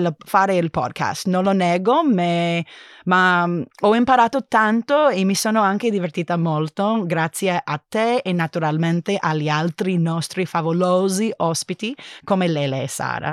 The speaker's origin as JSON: {"language": "Italian", "region": "California", "country": "United States", "second_language": "Italian", "moved": "as an adult", "lives_now": "Berlin, Germany", "said": "sono originariamente di California"}